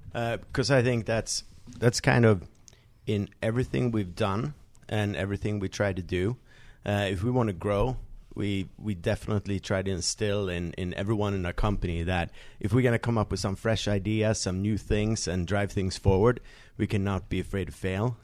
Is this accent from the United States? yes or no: no; Sweden; I grew up in Sweden